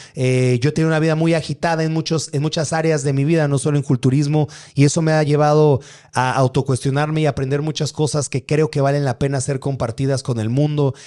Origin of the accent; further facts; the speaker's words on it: Atizapán de Zaragoza, State of Mexico, Mexico; Yo, yo crecí por ahí, yo crecí en Atizapán